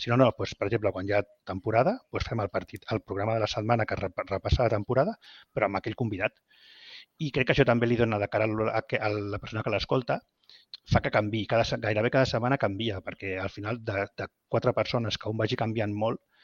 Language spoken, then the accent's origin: Catalan; Vilanova i la Geltrú, Catalonia, Spain; els dos som de Vilanova i la Geltrú